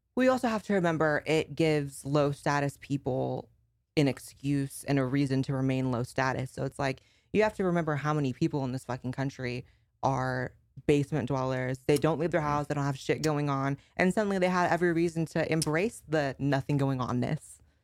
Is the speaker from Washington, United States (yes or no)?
no; Northern California, United States; I grew up in Northern California, and San Fran is like the LA of NorCal